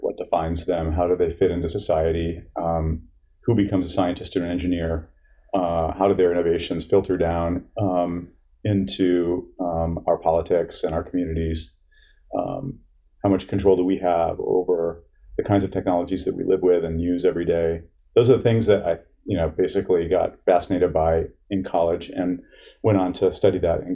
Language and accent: English; Charlotte, Michigan, United States; moved away as an adult; also born or lived in San Francisco, California; now in Boston, United States; I grew up in Michigan, moved here at age 18